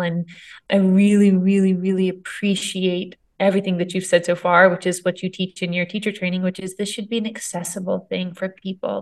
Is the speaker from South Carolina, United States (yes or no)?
yes; Myrtle Beach, South Carolina, United States; I grew up in Myrtle Beach, big tourist town where the ER was very busy